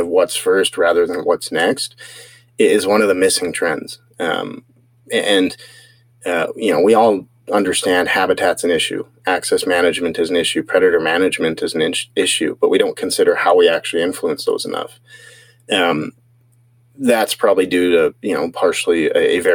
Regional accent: Salmon Arm, British Columbia, Canada; also born or lived in Barriere, British Columbia; I grew up mostly on reserve between my father's side and Siemkin and my mom's side. In Switzmalf, a reserve within Salmon Arm, and then, you know, went through high school in both Barrier and Salmon Arm

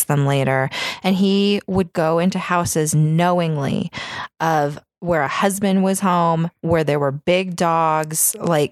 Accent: Sacramento, California, United States; it was where I grew up. I grew up in Sacramento. That's where I'm fucking from

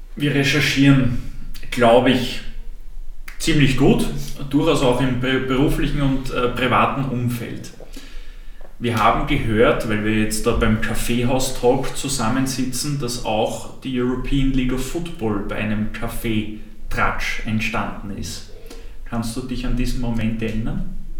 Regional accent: Austria; als Österreicher

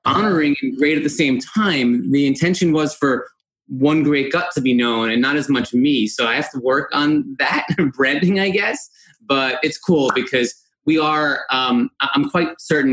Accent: Chestnut Ridge, New York, United States; moved away as an adult; also born or lived in Buffalo, New York / Washington, D.C. area; I was born in Spring Valley, New York, which was renamed to Chestnut Ridge for some reason, the village of Chestnut Ridge

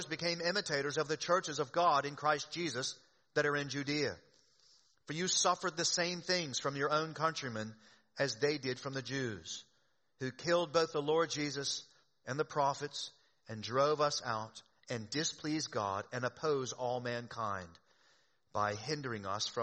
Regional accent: the South, United States; moved away; I grew up in the South.

